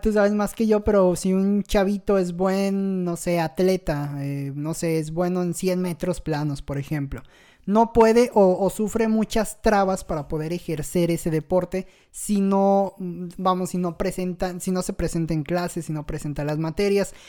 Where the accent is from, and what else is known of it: Mexico